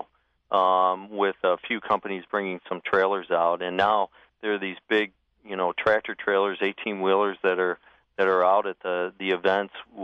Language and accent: English; Michigan, United States; now in Oregon, United States; I grew up in Michigan